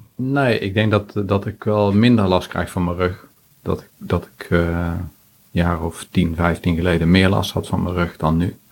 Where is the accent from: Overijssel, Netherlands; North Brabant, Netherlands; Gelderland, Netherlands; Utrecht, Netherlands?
North Brabant, Netherlands; 's-Hertogenbosch; Ik kom uit Den Bosch